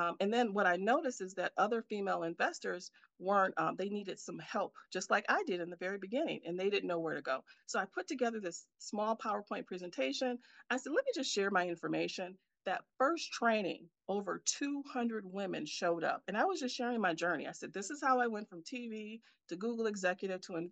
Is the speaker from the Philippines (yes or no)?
no; Milwaukee, Wisconsin, United States; moved away as an adult; now in Silicon Valley, United States; I'm here in my hometown of Milwaukee, Wisconsin